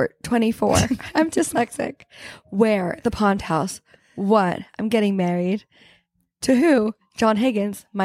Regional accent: London, United Kingdom; moved away; when I grew up in London, I had to wear a uniform

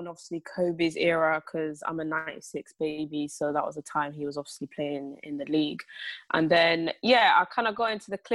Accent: England, United Kingdom; growing up in England as well

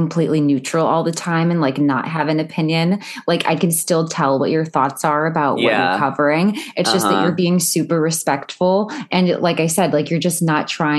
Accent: Cleveland, Ohio, United States; I'm from Cleveland

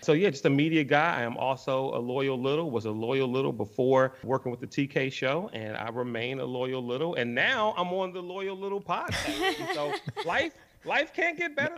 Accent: Washington, District of Columbia, United States; born and raised in Washington, D.C., in Northeast.

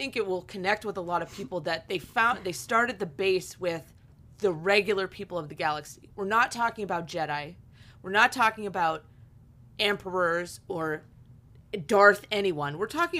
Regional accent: Pennsylvania, United States; I come from Northwestern Pennsylvania. So it's a very big railroad, train centric area, coal mining.

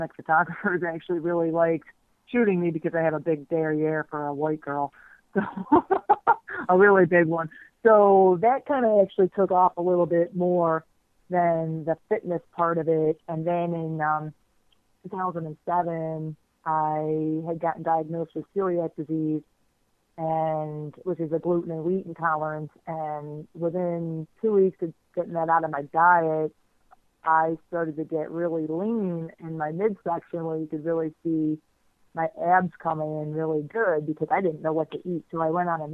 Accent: Miami, Florida, United States; I grew up, I did not go to public school in Dade County. I'm from Miami, well, south of Miami, actually

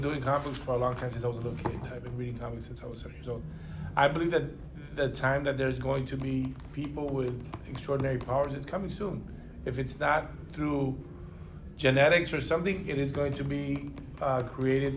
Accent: Los Angeles, California, United States; Born in Los Angeles, Cuban parents

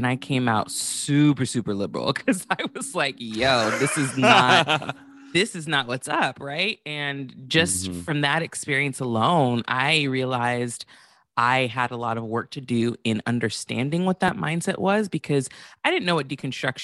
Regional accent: Santa Barbara, California, United States; I grew up in Santa Barbara, which is predominantly a white city.

